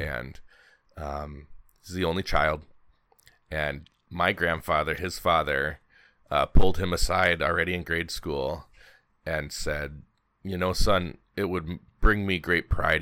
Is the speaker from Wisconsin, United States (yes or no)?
yes; Milwaukee, Wisconsin, United States; moved away; also born or lived in Alaska; growing up in Milwaukee, um, I follow all of the Wisconsin sports teams